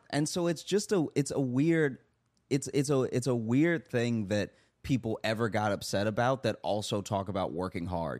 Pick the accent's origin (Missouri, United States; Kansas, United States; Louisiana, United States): Louisiana, United States; moved away; growing up in Louisiana